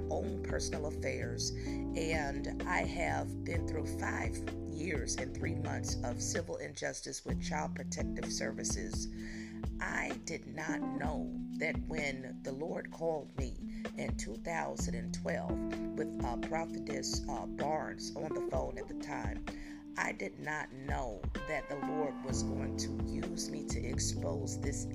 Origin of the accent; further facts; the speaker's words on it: Newark, New Jersey, United States; also born or lived in Virginia; now in Plano, United States; I'm a native of Newark, New Jersey, born out of Jersey City, however, but I was raised in Newark, shipped over to Virginia